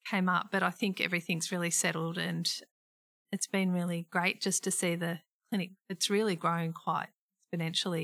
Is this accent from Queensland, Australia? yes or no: no; Geelong, Victoria, Australia; born and bred in Geelong